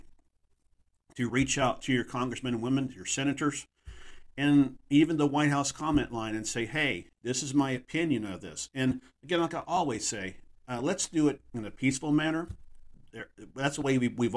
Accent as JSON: {"language": "English", "region": "Texas", "country": "United States", "tie": "born or raised there", "said": "my home state of Texas"}